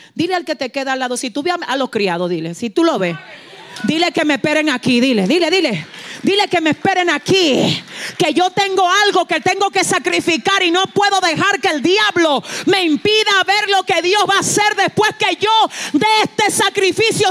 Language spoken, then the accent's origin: Spanish; San Francisco de Macorís, Duarte, Dominican Republic; yo estaba en San Francisco de Macorís, donde yo nací. San Francisco de Macorís es una ciudad en el norte de la República Dominicana